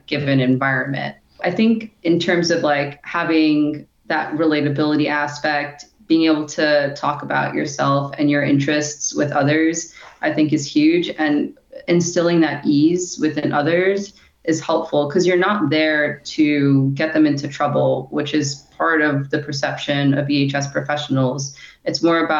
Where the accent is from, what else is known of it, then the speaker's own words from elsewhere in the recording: New York, United States; I'm originally from New York